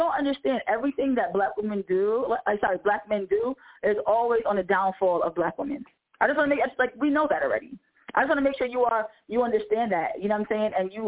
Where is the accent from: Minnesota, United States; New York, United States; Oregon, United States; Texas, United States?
New York, United States; We're from New York, and we're out of here.